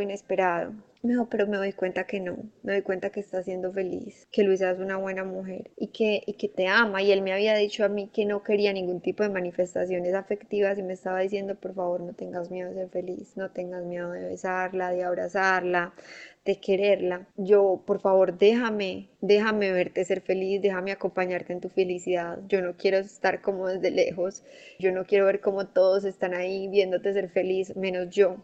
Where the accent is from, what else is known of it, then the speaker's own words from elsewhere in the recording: Medellín, Antioquia, Colombia; yo soy de Medellín